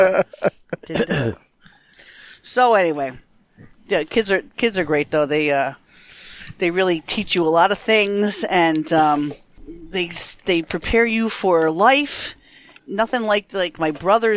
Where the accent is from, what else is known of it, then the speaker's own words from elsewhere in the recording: Connecticut, United States; I'm from Connecticut, so I talk normally, right? I don't have any dialect per se.